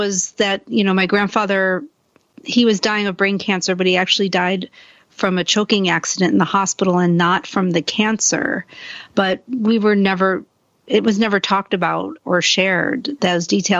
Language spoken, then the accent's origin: English; Buffalo, New York, United States; I grew up in Buffalo, New York, which is in upstate New York